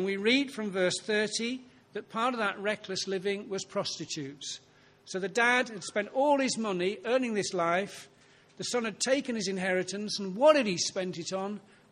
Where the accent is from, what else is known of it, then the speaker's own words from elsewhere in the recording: Ilkley, Yorkshire and the Humber, United Kingdom; I was brought up on Ilkley Moor